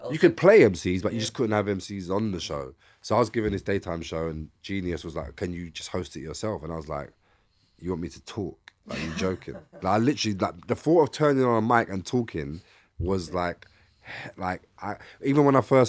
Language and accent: English; London, United Kingdom; I'm from East London